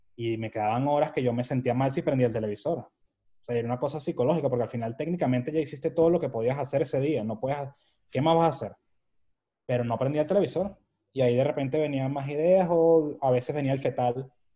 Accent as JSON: {"language": "Spanish", "country": "Venezuela", "moved": "as an adult", "lives_now": "Madrid, Spain", "said": "soy de Venezuela, mi papá nació en Cádiz"}